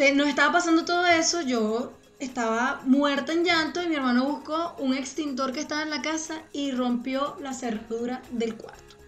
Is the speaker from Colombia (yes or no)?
no; Venezuela; moved away as an adult; yo me fui de Venezuela cuando yo tenía como 23